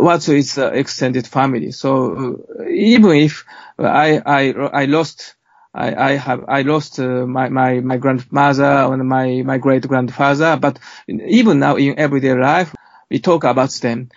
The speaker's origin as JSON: {"language": "English", "country": "Japan", "tie": "born or raised there", "said": "my hometown. And this is a, small hamlet on the seaside"}